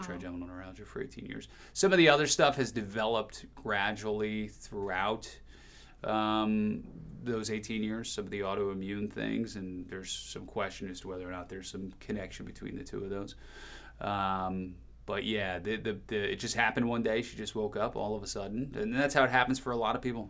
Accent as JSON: {"language": "English", "region": "New Jersey", "country": "United States", "tie": "born or raised there", "also_born_or_lived": "Rhinelander, Wisconsin / Chicago", "moved": "as an adult", "said": "I grew up in New Jersey"}